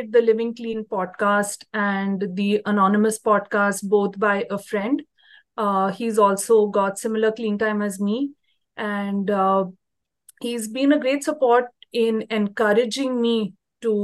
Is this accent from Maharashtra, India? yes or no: yes; Pune, Maharashtra, India; I'm from Pune, India